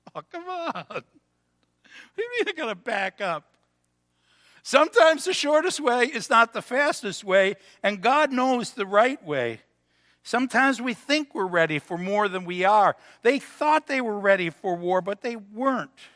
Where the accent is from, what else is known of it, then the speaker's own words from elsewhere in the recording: Cheektowaga, New York, United States; now in Pendleton, United States; I was from Cheektowaga